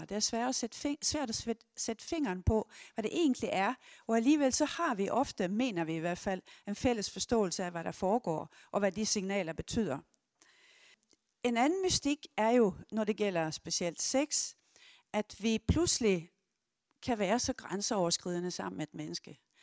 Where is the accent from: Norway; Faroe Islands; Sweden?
Sweden; Jeg er 70 år, jeg er svensker